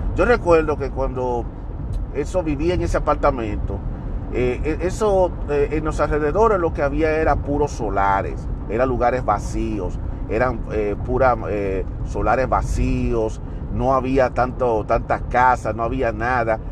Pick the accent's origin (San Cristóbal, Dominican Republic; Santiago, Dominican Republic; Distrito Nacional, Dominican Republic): Santiago, Dominican Republic; Santiago de los Caballeros; moved away as an adult; now in United States; Y yo nací en Santiago y viví toda mi vida en Santiago. Yo no me mudé para otra ciudad